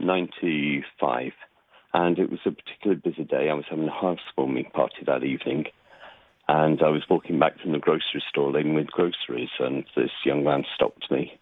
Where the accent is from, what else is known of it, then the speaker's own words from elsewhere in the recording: Nottingham, East Midlands, United Kingdom; moved away as an adult; now in United States; I grew up near Nottingham, England, right by Sherwood Forest, and moved to the U.S., gosh, 13 years ago.